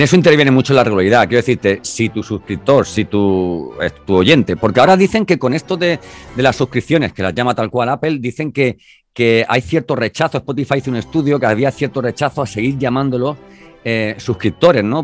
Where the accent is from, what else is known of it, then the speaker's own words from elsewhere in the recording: Andalusia, Spain; somos andaluces los dos